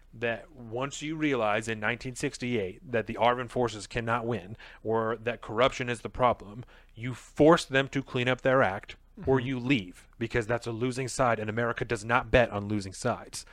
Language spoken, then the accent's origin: English; United States; As an American